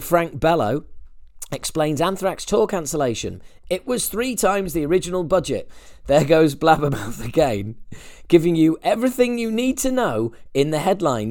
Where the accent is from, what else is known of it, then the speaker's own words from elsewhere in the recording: United Kingdom; as a Brit